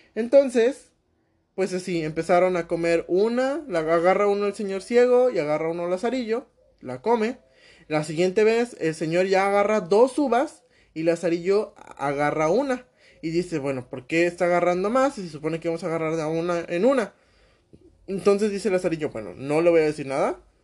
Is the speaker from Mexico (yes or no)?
yes; Mexico; aquí en mi país, México